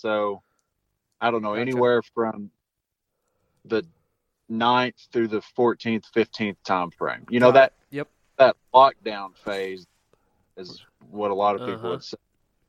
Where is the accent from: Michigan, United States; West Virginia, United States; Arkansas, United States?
Arkansas, United States; You know, growing up in the Ozarks of Arkansas, you go out and you see 5 deer sit.